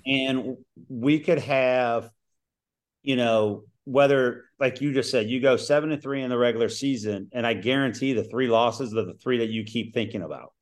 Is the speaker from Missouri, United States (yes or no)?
no; Cincinnati, Ohio, United States; now in Ohio, United States; I grew up in Cincinnati